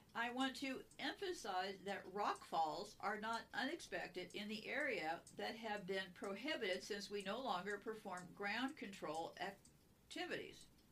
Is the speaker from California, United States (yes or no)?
yes; California, United States; I was born and raised in California